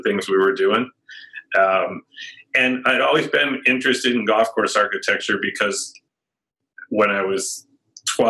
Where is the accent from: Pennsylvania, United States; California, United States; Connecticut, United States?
Connecticut, United States; Stamford; also born or lived in New York City; I was born in New York City, and my parents moved out to Connecticut, Stamford, Connecticut, when I was 3